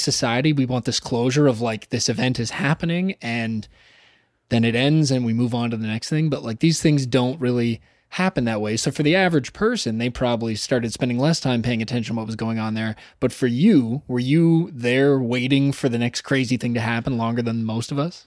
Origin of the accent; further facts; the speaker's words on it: Toronto, Ontario, Canada; I said, "Toronto."